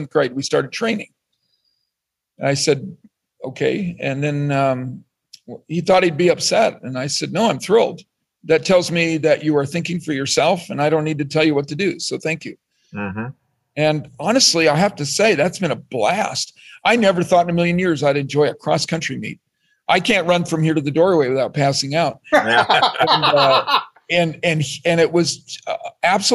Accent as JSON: {"language": "English", "region": "Colorado", "country": "United States", "tie": "born or raised there", "moved": "as an adult", "lives_now": "Iowa, United States", "said": "I grew up in Colorado. I didn't grow up in Iowa. I came to school at Iowa State, and I currently work here"}